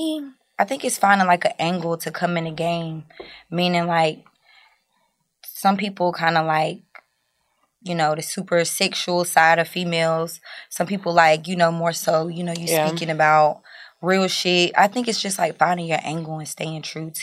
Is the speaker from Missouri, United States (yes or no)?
no; North Carolina, United States; I'm from North Carolina